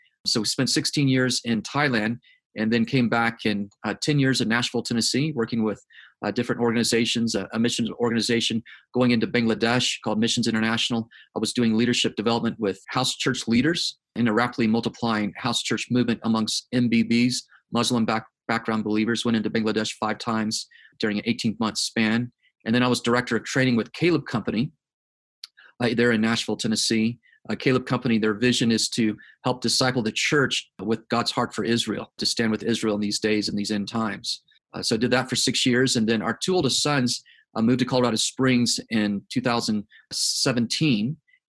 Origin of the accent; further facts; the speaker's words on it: South Korea; now in United States; So, born and raised in South Korea on the mission field, third generation missionary.